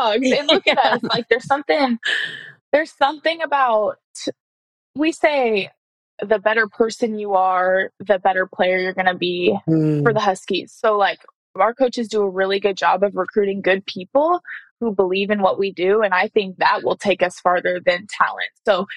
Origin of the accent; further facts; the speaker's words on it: Nebraska, United States; moved away as an adult; now in Washington, United States; I'm from Nebraska